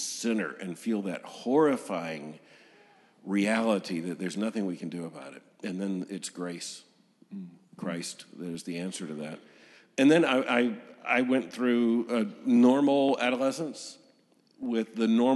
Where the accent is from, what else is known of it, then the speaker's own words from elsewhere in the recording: Lakeland, Florida, United States; I was born in 1959 in Lakeland, Florida